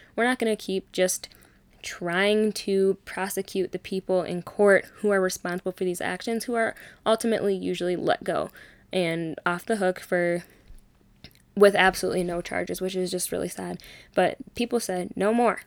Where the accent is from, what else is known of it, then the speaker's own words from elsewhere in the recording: Minnesota, United States; also born or lived in Arkansas; I was born in Arkansas, but I've literally grown up in Minnesota